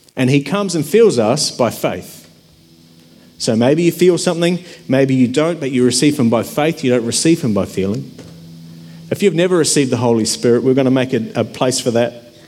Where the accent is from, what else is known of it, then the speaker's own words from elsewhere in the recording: New Zealand; now in Australia; I grew up in New Zealand, and I'd been living in Australia